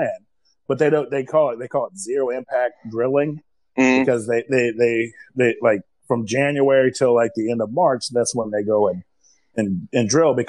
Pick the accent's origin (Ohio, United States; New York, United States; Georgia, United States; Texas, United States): Ohio, United States; moved away; I'm from Ohio, and they're like, "You sound like you're from the South." No, Ohio.